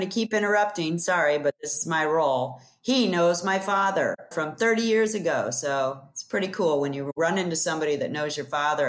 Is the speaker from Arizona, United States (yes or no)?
no; Florida, United States; I'm from Florida